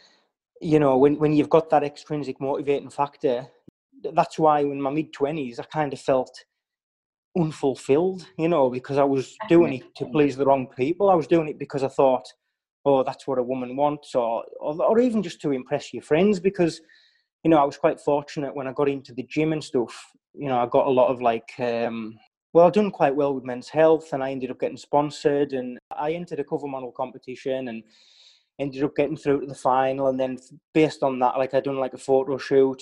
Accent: West Cumbria, North West England, United Kingdom; I grew up in West Cumbria

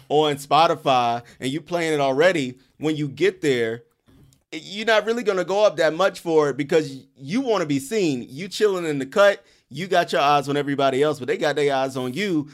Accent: Columbia, South Carolina, United States; now in Brooklyn, United States; I'm from Columbia, South Carolina

